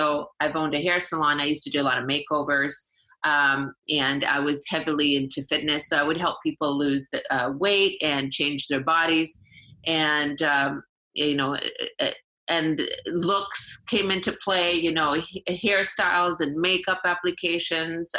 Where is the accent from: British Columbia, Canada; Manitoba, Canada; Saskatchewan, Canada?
British Columbia, Canada; Vancouver; moved away as an adult; now in Toronto, Canada; I grew up in Vancouver